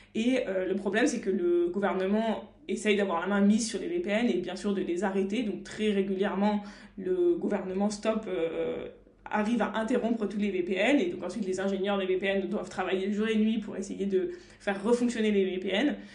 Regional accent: France; en tant que Français

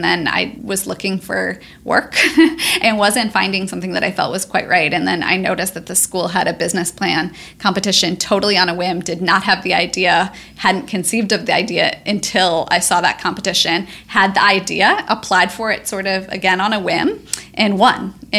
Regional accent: St. Louis, Missouri, United States; St. Louis, yeah, Missouri.

